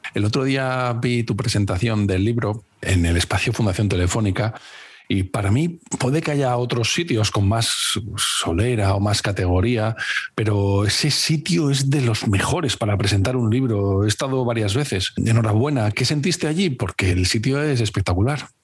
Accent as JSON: {"language": "Spanish", "town": "Cáceres", "region": "Extremadura", "country": "Spain", "also_born_or_lived": "Valladolid", "moved": "yes", "said": "yo eh, vivía en Valladolid, pero soy de Cáceres"}